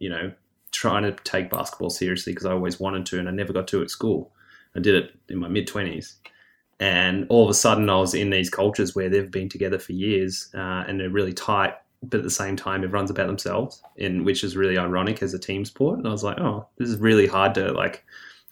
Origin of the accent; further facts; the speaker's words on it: Victoria, Australia; as a Victorian, we're, you know, used to the freezing cold water.